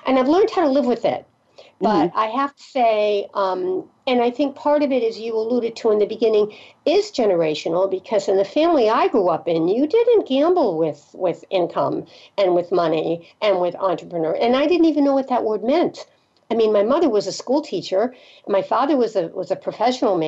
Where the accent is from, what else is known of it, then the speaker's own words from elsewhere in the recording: Connecticut, United States; moved away; also born or lived in the South / Rhode Island; I'm originally from Connecticut, but Rhode Island, Connecticut, Massachusetts, New England.